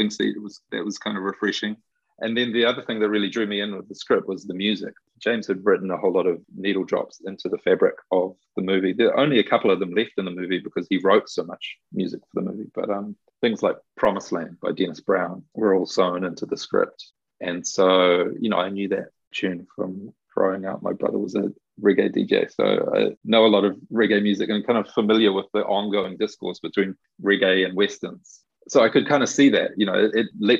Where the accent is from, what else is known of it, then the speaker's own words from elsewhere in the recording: Auckland, New Zealand; I'm from Auckland